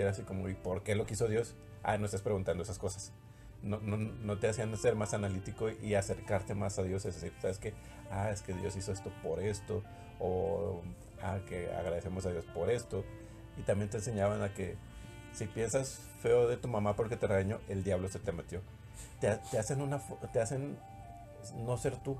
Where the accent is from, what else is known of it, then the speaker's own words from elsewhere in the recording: Mexico; los mexicanos, que somos